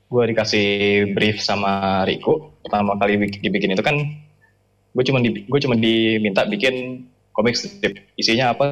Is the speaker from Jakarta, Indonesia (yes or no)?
no; Bekasi, West Java, Indonesia; Jadi itu itu lagi masa-masa ya gue kan gue kan Bekasi kan gue asli Bekasi